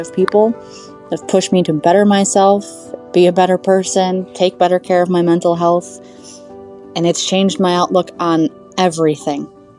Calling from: Michigan, United States; I'm calling from Michigan.

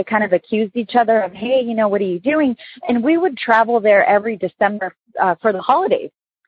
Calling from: San Diego, California, United States; I'm calling from San Diego.

